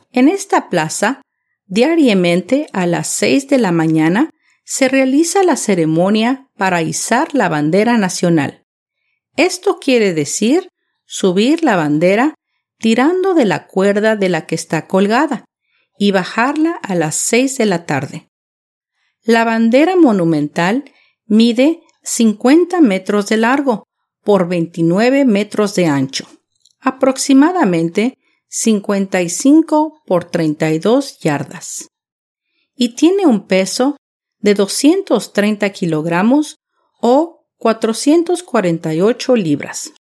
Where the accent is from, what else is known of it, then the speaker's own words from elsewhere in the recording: Mexico City, Mexico; la capital de México. Mi ciudad natal, donde pasé una niñez inolvidable